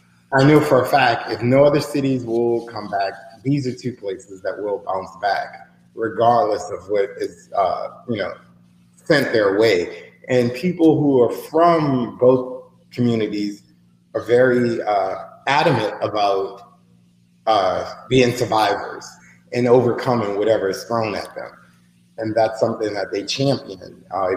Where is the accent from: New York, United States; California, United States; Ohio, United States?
New York, United States; also born or lived in New Orleans, United States; I'm a New Yorker. This is what we do. That was always the message I got.